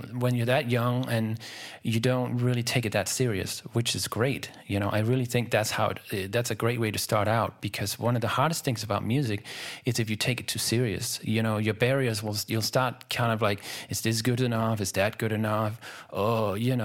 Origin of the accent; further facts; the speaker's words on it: Denmark; I'm from Denmark.